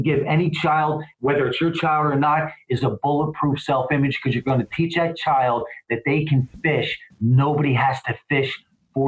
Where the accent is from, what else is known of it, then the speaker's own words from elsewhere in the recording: East Coast, United States; also born or lived in Philadelphia; now in Southern California, United States; I'm from the East Coast. I live in SoCal, but I'm from the East Coast